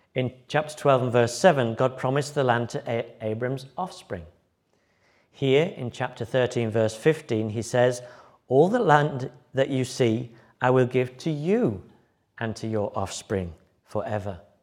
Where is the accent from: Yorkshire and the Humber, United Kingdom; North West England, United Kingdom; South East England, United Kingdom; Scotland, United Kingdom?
Yorkshire and the Humber, United Kingdom; moved away as an adult; also born or lived in Liverpool / Germany / Brighton; When I moved from Yorkshire to, uh, university in Liverpool